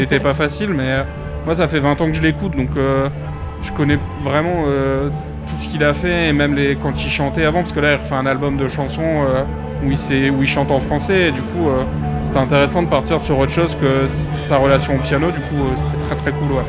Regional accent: north of France, France; je viens du nord de la France

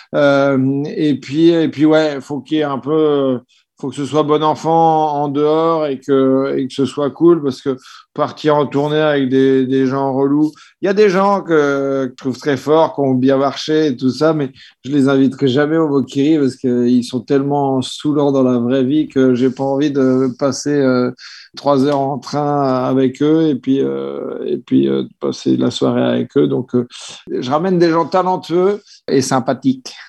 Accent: Caen, Normandy, France; now in Paris, France; je suis de Caen, euh, je suis originaire de Caen, donc euh, ça fait un bout de temps que je suis sur Paris

